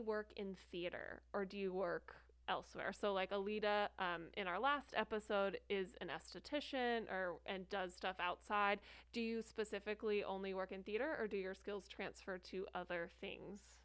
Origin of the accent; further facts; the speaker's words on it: New Jersey, United States; now in Arizona, United States; I was born and raised in New Jersey.